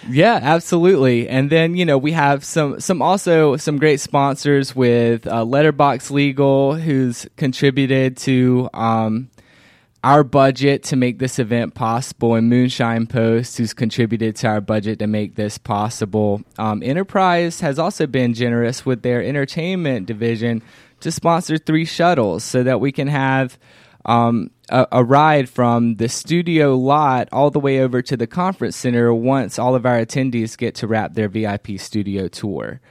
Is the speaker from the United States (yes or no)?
yes; Covington, Georgia, United States; my hometown of Covington, Georgia